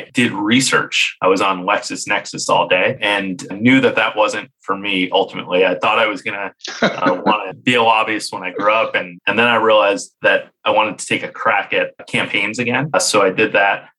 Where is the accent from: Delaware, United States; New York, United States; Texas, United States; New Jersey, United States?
New Jersey, United States; Jersey City; moved away as an adult; now in Washington, DC, United States; I grew up in Jersey City, New Jersey